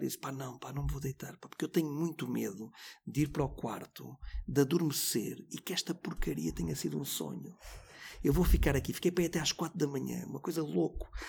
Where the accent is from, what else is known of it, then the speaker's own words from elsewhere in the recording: Vila do Conde, Norte, Portugal; sou de Vila do Conde